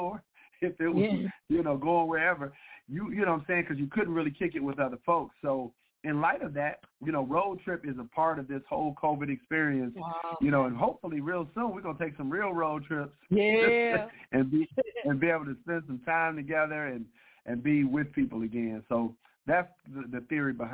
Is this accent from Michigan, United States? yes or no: yes; Detroit, Michigan, United States; also born or lived in Kentucky; now in Sterling Heights, United States; born and raised in Detroit, Michigan.